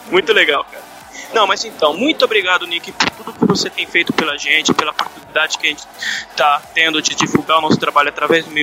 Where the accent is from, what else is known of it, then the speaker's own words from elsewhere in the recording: Curitiba, Paraná, Brazil; sou de Curitiba, Paraná.